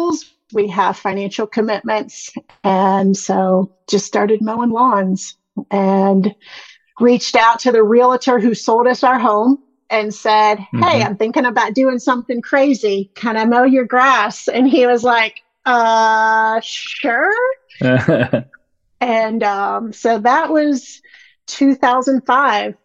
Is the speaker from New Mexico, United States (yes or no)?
no; Indiana, United States; moved away as an adult; also born or lived in South Carolina / Georgia; I'm from Indiana, a really small town in Indiana